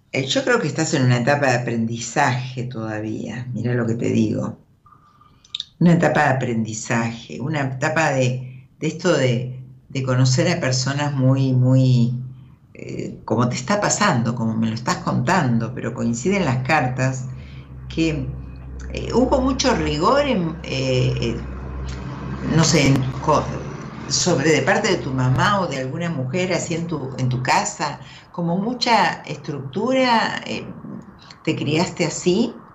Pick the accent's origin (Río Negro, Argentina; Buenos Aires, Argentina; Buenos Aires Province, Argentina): Río Negro, Argentina; Soy de Río Negro.